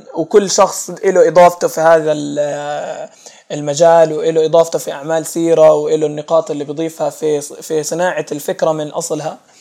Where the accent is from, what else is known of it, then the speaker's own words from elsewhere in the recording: Jordan; عندنا في الاردن